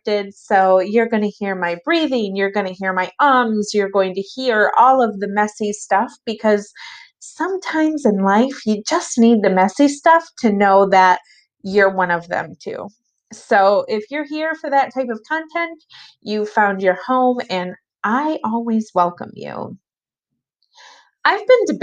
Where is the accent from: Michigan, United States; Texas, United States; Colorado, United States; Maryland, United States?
Michigan, United States; I was born and raised in Michigan, and I still live here